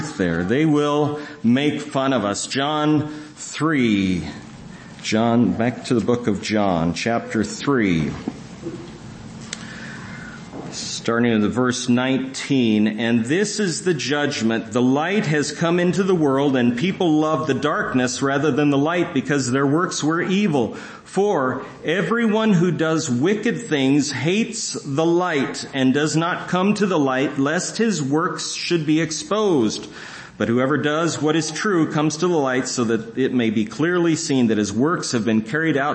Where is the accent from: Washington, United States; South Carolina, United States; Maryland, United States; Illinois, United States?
Washington, United States; near Seattle; moved away as an adult; I grew up near Seattle, so I was staying with my family